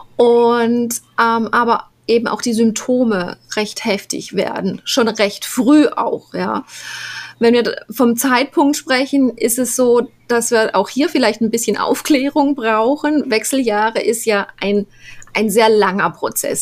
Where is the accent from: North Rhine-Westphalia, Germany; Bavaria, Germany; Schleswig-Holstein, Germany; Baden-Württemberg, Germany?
Baden-Württemberg, Germany; Black Forest; moved away as an adult; now in Panama; ich bin im Schwarzwald groß geworden